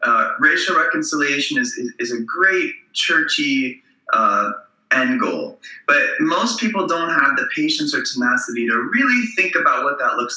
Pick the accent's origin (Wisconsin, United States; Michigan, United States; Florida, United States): Michigan, United States; Southfield; moved away as an adult; also born or lived in New Orleans; I grew up in the Detroit area in the suburbs. I grew up across at 13 Mile in Southfield, which is 5 miles north of 8 Mile.